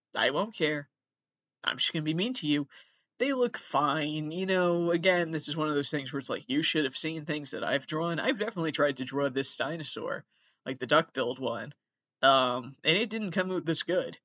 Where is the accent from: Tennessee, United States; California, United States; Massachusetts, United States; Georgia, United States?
Massachusetts, United States; A lot of people do think I'm from New York. I'm actually from Massachusetts.